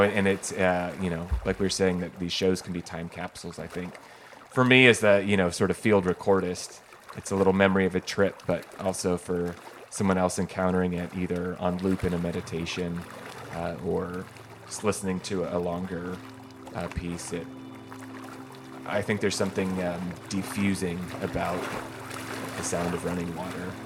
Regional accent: Eugene, Oregon, United States; growing up in Eugene or on the West Coast

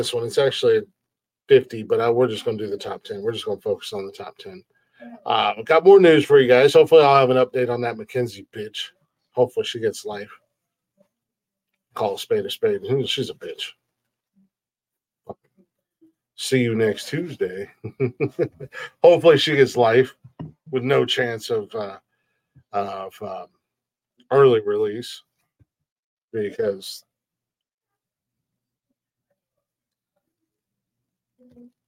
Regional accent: United States; accent: country; I'm fucking American and I'm country as fuck

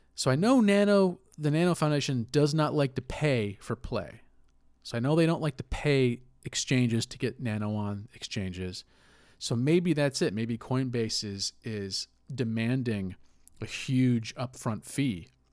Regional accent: United States; as an American

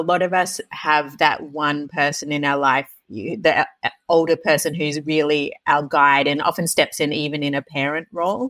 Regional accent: Tasmania, Australia; I'm from Tasmania and my brother and I were raised by a single mother from a very young age

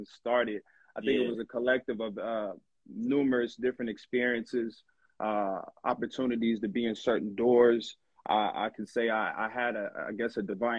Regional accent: Long Beach, California, United States; I'm from Long Beach, California

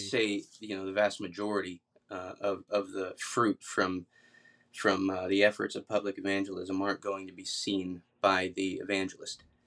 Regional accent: Atlanta, Georgia, United States; now in Kentucky, United States; I'm from Atlanta originally

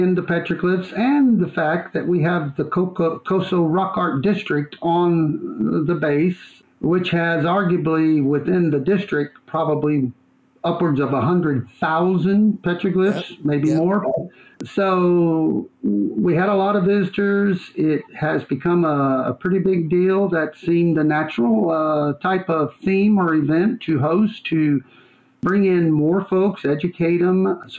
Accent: China Lake, California, United States; And the local meteorologist in there found out I was from China Lake, and he got all excited

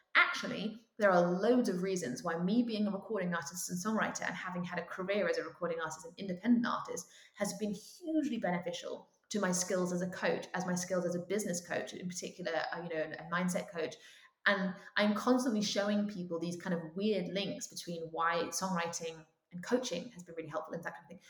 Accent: United Kingdom; as a British person

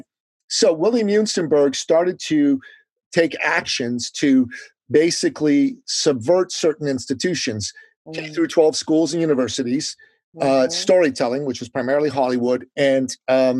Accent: Iran; now in United States; I'm an immigrant from the Middle East, from Iran

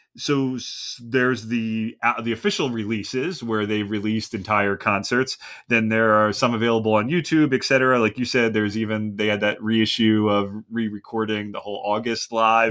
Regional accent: Philadelphia, Pennsylvania, United States; moved away as an adult; now in Southern California, United States; I'm originally from Philadelphia

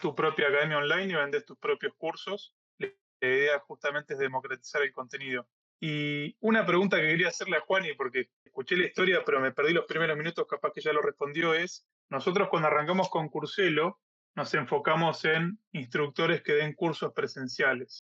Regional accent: Argentina; soy de Argentina

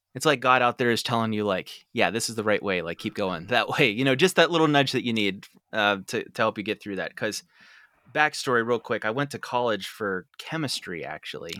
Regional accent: Derry, Pennsylvania, United States; I grew up and lived in Derry

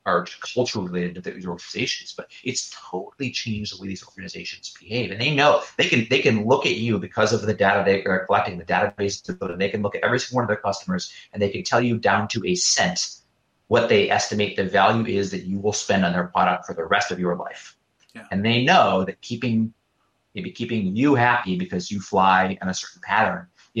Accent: Detroit, Michigan, United States; I grew up in Detroit

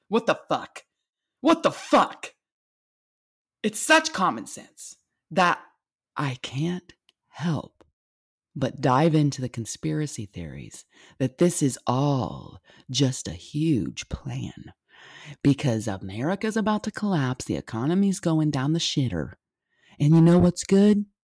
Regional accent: United States; I am an American

